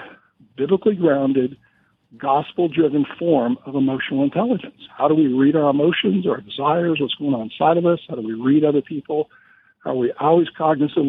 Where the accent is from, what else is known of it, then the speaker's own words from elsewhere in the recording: Montana, United States; also born or lived in California; Born and raised in Montana, also known as the Porch of Heaven.